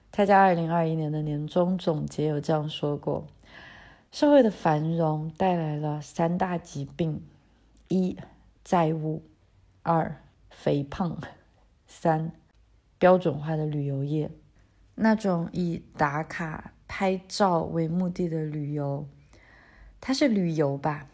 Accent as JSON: {"language": "Chinese", "country": "China", "said": "当然，我们作为中国人，对于家庭的责任观念与西方是有本质的区别的"}